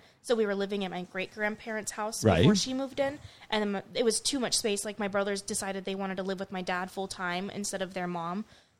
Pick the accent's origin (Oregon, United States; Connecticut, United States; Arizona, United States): Arizona, United States; Chandler; I grew up in Chandler, Arizona.